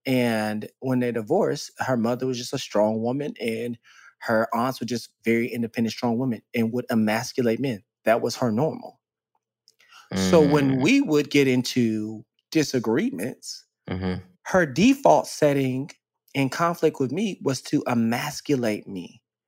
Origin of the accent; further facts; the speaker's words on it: Dallas, Texas, United States; I grew up in Dallas, Texas.